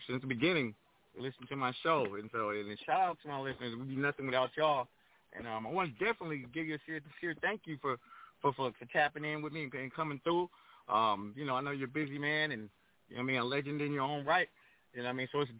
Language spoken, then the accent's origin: English; Pomona, California, United States; moved away as an adult; also born or lived in Crenshaw, Los Angeles; now in Los Angeles, United States; a DJ growing up in Pomona